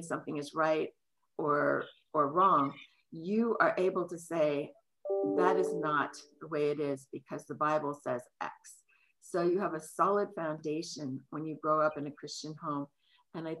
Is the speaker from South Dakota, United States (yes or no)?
no; San Francisco, California, United States; now in King County, United States; I grew up in San Francisco, where my dad was a policeman